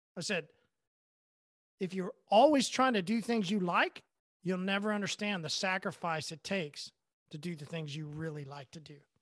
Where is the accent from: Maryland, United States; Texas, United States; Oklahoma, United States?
Oklahoma, United States; I'm from Oklahoma, I only go once a year